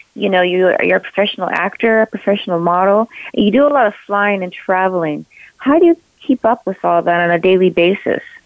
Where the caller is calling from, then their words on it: Claremont, California, United States; I'm calling from Claremont, California.